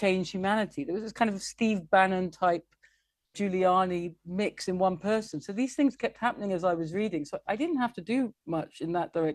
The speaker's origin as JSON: {"language": "English", "region": "England", "country": "United Kingdom", "said": "I am English and I love England"}